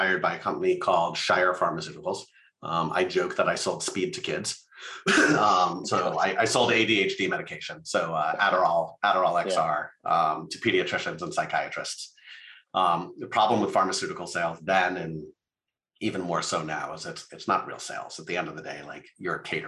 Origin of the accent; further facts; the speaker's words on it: Las Vegas, Nevada, United States; I grew up in Las Vegas